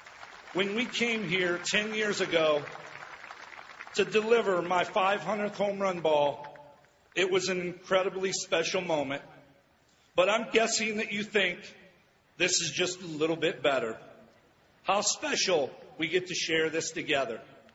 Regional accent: Peoria, Illinois, United States; the dream I had as a little boy growing up in Peoria did not live in my head, it lived in my heart. I still can't believe this has happened to me, a 13-round draft pick out of Central Illinois.

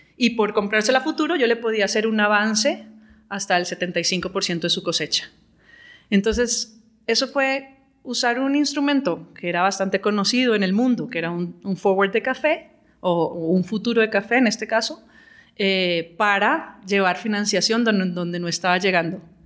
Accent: Colombia; moved away as an adult; also born or lived in London; tiempo de volver a Colombia.

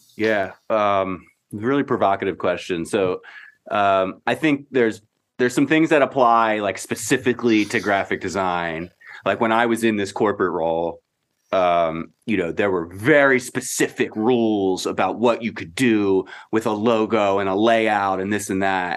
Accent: Baltimore, Maryland, United States; I am me from Baltimore

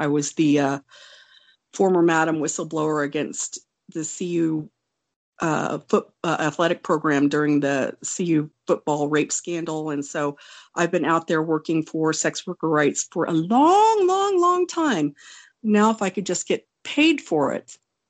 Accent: Wonju, Gangwon, South Korea; born there; I was born in Wonju, South Korea. I'm Korean

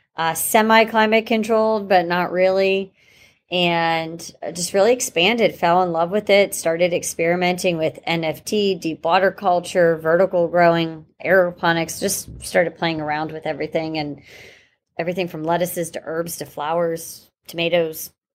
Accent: Pittsburgh, Pennsylvania, United States; moved away as an adult; now in Saint Petersburg, United States; I'm originally born and raised in Pittsburgh, Pennsylvania

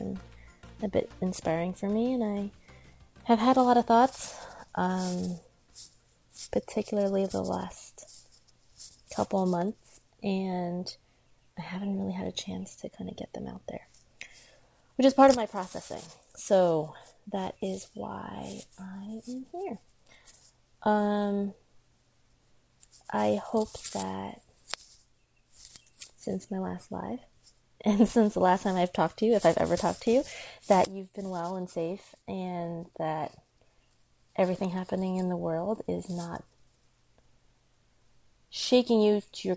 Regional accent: United States; I'm Chinese American, I was born in America

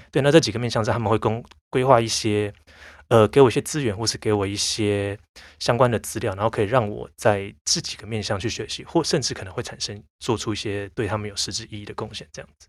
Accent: Taiwan; 我其实算是台湾土生土长的人

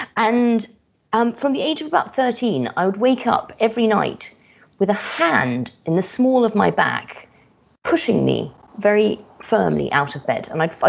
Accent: Kenya; also born or lived in Madagascar / Yemen / Morocco; So I had quite an itinerant childhood. So I grew up in Kenya, Madagascar, Yemen, Morocco, and but it was pre-internet days as well.

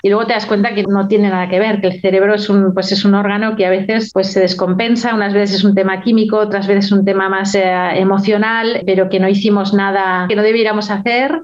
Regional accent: Barcelona, Catalonia, Spain; moved away as an adult; also born or lived in France; Yo nací en Barcelona, soy de Barcelona

